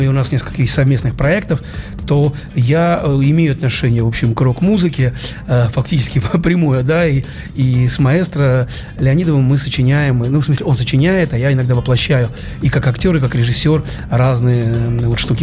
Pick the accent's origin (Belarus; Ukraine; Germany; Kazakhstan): Ukraine; now in Saint Petersburg, Russia; я родился не в Петербурге, я родился далеко на Украине, уже теперь в другой стране, в маленьком городе